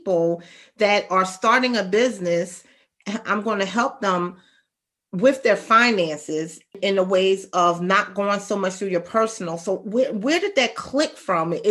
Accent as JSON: {"language": "English", "town": "Camden", "region": "New Jersey", "country": "United States", "said": "I'm from Camden"}